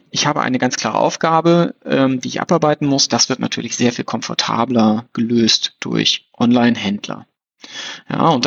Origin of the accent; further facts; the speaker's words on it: North Rhine-Westphalia, Germany; ich bin am Niederrhein aufgewachsen, dass wir dann nach Krefeld gefahren sind zum, zum Kaufhof